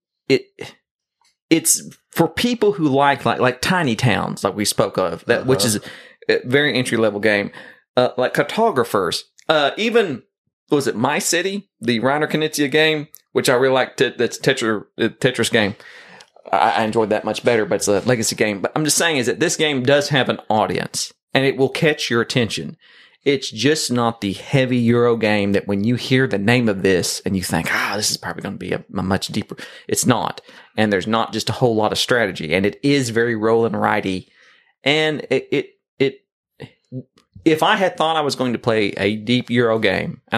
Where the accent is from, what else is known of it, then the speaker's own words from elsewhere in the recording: the South, United States; I'm from the South